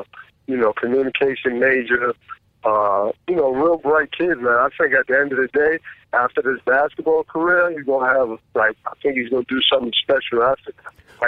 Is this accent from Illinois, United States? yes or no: no; New York City, New York, United States; We're from Mitchell Houses where we grew up at.